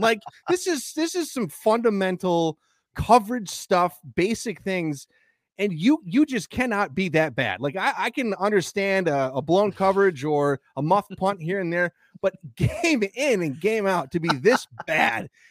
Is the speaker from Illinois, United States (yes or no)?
no; Green Bay, Wisconsin, United States; Sanjay and I grew up in Green Bay